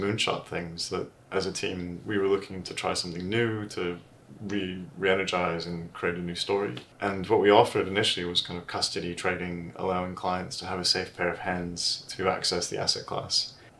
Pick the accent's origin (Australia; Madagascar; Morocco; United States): United States; accent: American; moved away; also born or lived in Switzerland; I'm originally American. I've lost the accent slightly.